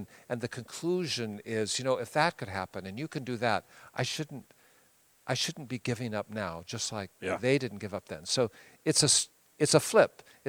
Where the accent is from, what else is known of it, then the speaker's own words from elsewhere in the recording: Pacific Northwest, United States; I'm from the Pacific Northwest